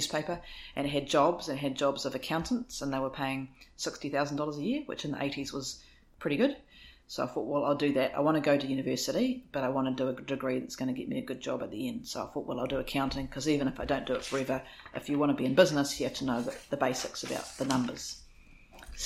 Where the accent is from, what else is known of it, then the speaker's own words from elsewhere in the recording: Auckland, New Zealand; also born or lived in Remuera, Auckland; I grew up on the North Shore.